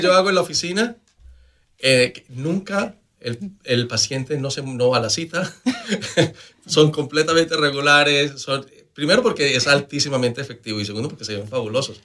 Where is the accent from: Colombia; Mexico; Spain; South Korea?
Colombia; Manizales, Caldas; yo vengo de Manizales, en Colombia, donde nosotros desayunamos con una taza de, de chocolate caliente